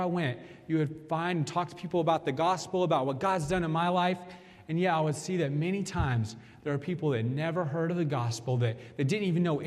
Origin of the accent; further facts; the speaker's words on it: Kansas, United States; growing up in Kansas, from the time I was a little kid, my parents took me to church.